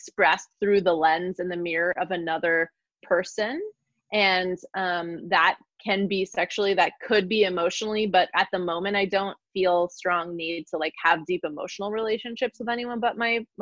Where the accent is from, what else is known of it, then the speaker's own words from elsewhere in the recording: California, United States; also born or lived in Virginia; I'm from California. So I wanted to be back here